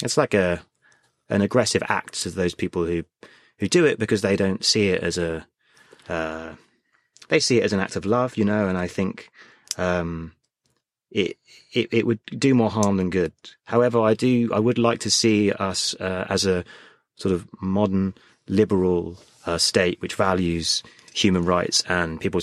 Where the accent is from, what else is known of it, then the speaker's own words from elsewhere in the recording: United Kingdom; I think the great thing about being British is we are really inclusive